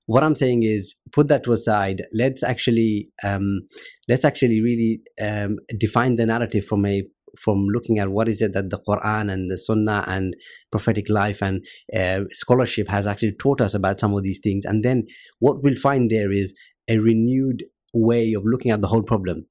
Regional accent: Luton, East of England, United Kingdom; grew up in Luton

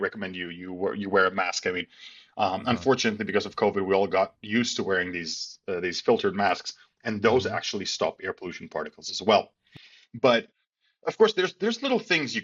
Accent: Skopje, North Macedonia; my home country of Macedonia

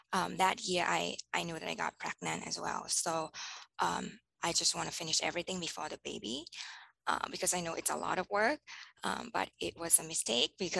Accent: Bangkok, Thailand; moved away as an adult; now in Hawaii, United States; I was born in Bangkok, and Bangkok, Thailand, and I grew up there

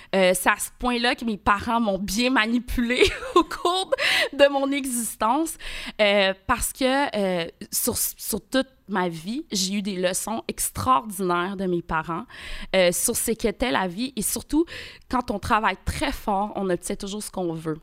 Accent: Quebec, Canada; also born or lived in Port-au-Prince, Haiti; je suis arrivée au Québec, j'avais deux ans. Donc, je suis née à Port-au-Prince

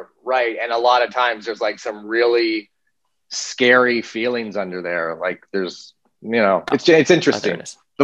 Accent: Littleton, Colorado, United States; also born or lived in Manhattan, Kansas; Grew up in Manhattan, Kansas, and then moved in third grade to Littleton, Colorado. So, grew up most of my growing up in Colorado.

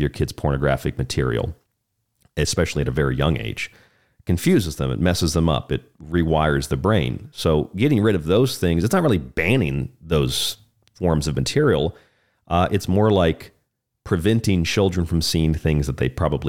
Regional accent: Florida, United States; the state of Florida, my home state

